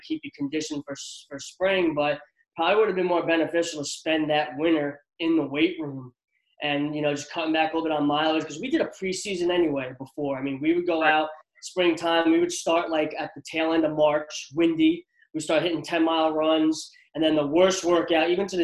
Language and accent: English; New Jersey, United States; I grew up in Central Jersey